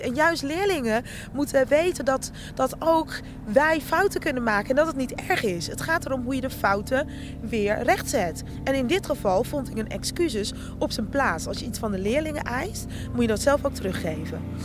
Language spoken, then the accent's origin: Dutch; Rotterdam, South Holland, Netherlands; accent: Rotterdam; also born or lived in Suriname; als ik moe ben, dan hoor je mijn Rotterdamse accent naar boven komen